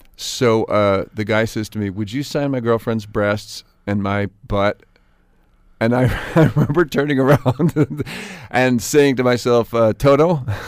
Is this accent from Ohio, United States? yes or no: no; South Pasadena, California, United States; also born or lived in New York; it looks like the town I grew up